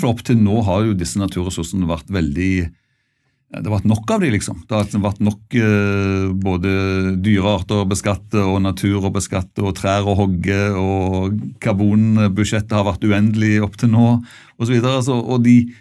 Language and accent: Norwegian; Bjerkreim, Rogaland, Norway; i det fylket jeg kommer fra, rundt Bjerkreim og altså i Rogaland